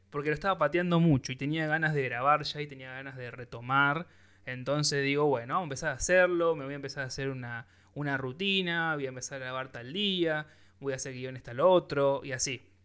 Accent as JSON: {"language": "Spanish", "town": "Rosario", "region": "Santa Fe", "country": "Argentina", "said": "soy rosarino, me como la S"}